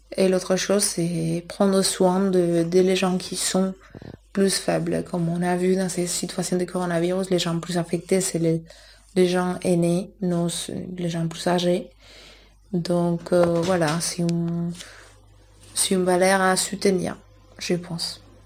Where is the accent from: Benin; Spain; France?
Spain; Madrid, Community of Madrid; French is a second language; moved away; je suis de Madrid